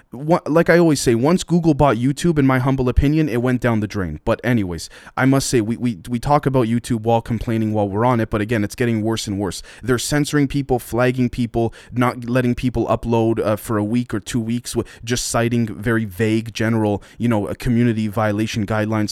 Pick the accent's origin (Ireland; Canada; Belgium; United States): Canada; I'm Canadian